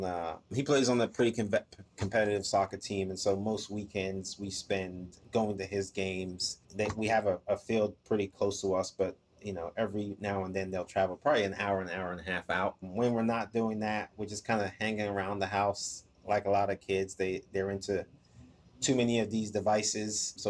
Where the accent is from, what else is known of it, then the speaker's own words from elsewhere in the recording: Maryland, United States; also born or lived in Ghana / England; now in Atlanta, United States; So I was born in Ghana, lived there till I was 5, and then I lived in England for 6 years after that. And then I lived in DC in the Maryland area for most of my life when I moved to the US.